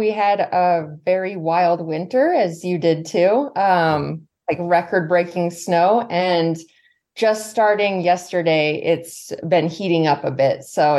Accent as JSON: {"language": "English", "town": "Santa Rosa", "region": "California", "country": "United States", "also_born_or_lived": "San Jose, California", "moved": "yes", "lives_now": "Lake Tahoe, United States", "said": "I'm originally from Northern California, from Santa Rosa, but I've bounced around all over California and lived a couple places outside the U.S. too. And then I always had the goal to end up here in Tahoe"}